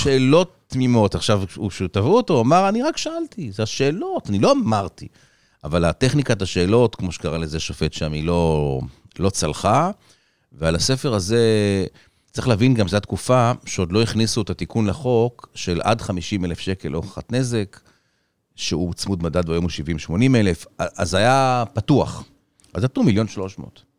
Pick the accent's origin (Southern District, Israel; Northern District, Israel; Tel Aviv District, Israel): Tel Aviv District, Israel; Tel Aviv; also born or lived in Los Angeles; בתל אביב, רוב שנותיי